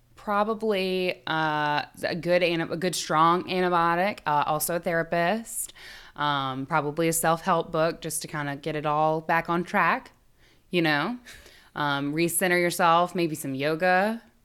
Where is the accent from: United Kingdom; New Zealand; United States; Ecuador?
United States; the South; we come from the South